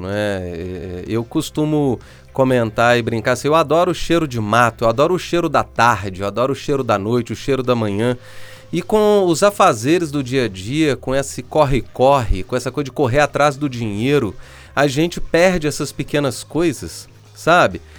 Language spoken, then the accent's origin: Portuguese; Minas Gerais, Brazil; E eu sou mineiro, tá? Então eu falo o trem ficou bom porque eu sou mineiro